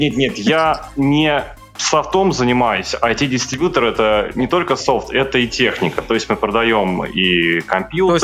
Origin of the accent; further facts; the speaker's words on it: Voronezh, Voronezh Oblast, Russia; Я из Воронежа